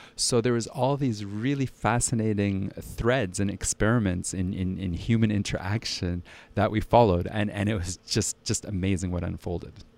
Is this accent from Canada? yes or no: yes; Ottawa, Ontario, Canada; also born or lived in Halifax; now in Switzerland; I was born in Halifax, raised in Ottawa, and, uh, I currently live in Switzerland